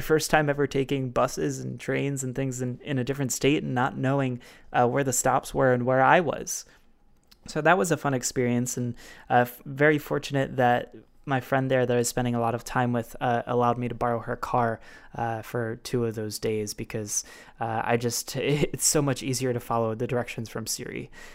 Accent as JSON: {"language": "English", "town": "Baltimore", "region": "Maryland", "country": "United States", "tie": "born or raised there", "said": "from Baltimore, Maryland, my hometown"}